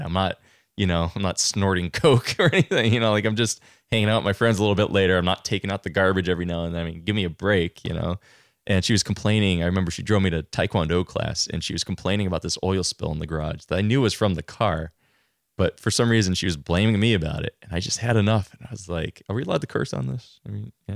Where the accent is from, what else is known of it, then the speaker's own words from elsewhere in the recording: Long Island, New York, United States; moved away as an adult; also born or lived in Queens, New York; now in Vermont, United States; I'm originally from Long Island. I, uh, born in Queens and kind of progressed out towards center each. And, um, I grew up an only child